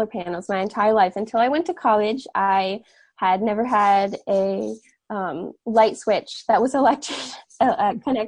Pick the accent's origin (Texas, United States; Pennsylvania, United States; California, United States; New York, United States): New York, United States; Catskill Mountains, upstate; born or raised there